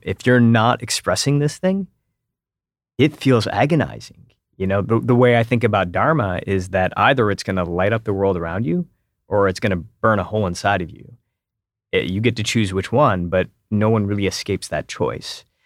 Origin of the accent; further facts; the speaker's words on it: Detroit, Michigan, United States; moved away as an adult; also born or lived in Silicon Valley / San Francisco; I grew up in Metro Detroit